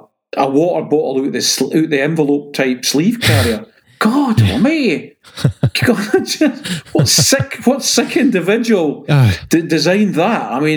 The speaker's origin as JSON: {"language": "English", "region": "Scotland", "country": "United Kingdom", "said": "maybe it's because I'm Scottish"}